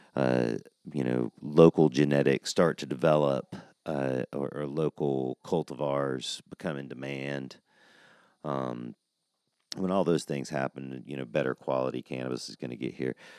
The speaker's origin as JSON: {"language": "English", "region": "Georgia", "country": "United States", "moved": "yes", "lives_now": "Oklahoma, United States", "said": "I'm from Georgia"}